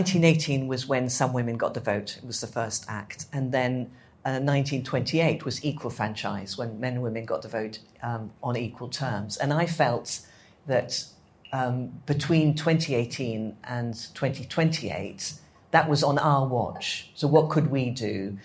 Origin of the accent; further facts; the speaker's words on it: Addis Ababa, Ethiopia; So I grew up in Addis Ababa, in the capital